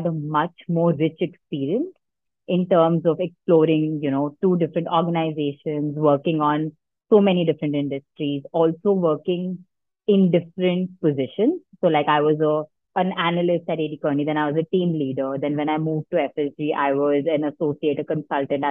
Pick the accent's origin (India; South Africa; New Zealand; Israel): India; Delhi; moved away as an adult; I was born and brought up in Delhi. So I grew up in Delhi, did schooling in Delhi